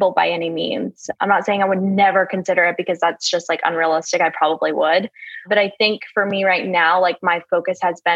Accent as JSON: {"language": "English", "region": "Vermont", "country": "United States", "also_born_or_lived": "Mississippi", "moved": "as an adult", "lives_now": "Houston, United States"}